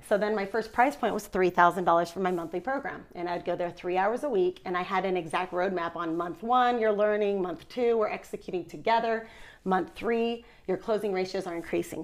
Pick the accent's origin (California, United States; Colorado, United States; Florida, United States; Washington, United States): California, United States; Orange County; moved away as an adult; now in Utah, United States; I've been in Utah for 11 years, but I'm born and raised in Orange County, California